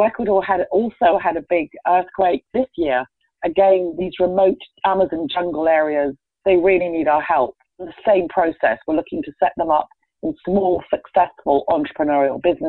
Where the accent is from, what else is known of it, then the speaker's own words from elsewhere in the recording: England, United Kingdom; moved away as an adult; I was born in England